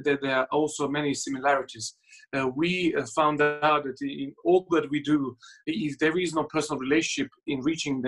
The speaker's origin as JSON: {"language": "English", "country": "Serbia", "tie": "born or raised there", "second_language": "English", "moved": "as an adult", "lives_now": "United Kingdom", "said": "I was born in Serbia. I lived there to the age of 18."}